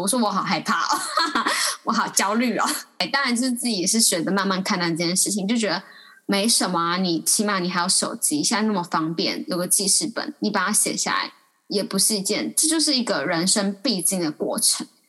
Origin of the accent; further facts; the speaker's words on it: Taipei, Taiwan; 土生土长的台北人